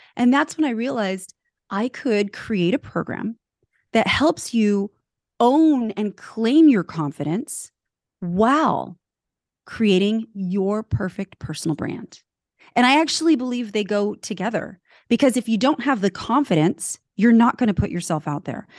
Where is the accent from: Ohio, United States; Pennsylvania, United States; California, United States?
California, United States; also born or lived in Switzerland; I was born in Switzerland, grew up in California.